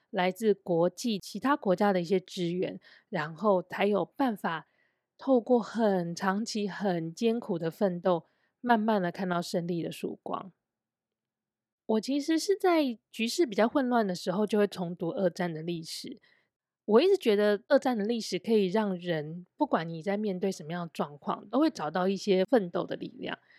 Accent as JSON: {"language": "Chinese", "country": "Taiwan", "also_born_or_lived": "China", "said": "因为我是台湾人，然后我的交友圈也是比较多外籍的人，不是本地人"}